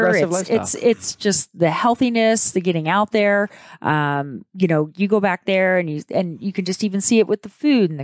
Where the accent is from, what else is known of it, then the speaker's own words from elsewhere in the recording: Pittsburgh, Pennsylvania, United States; now in California, United States; I was born in Pittsburgh, Pennsylvania.